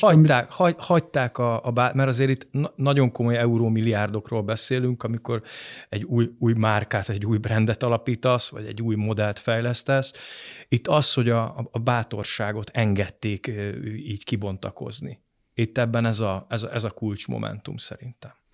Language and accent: Hungarian; Hungary; adaptív, rugalmas magyar néplélek, amiben mi szocializálódtunk